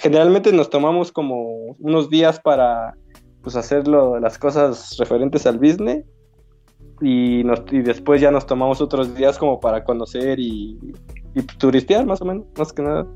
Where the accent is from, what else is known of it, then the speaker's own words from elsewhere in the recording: Mexico; como mexicano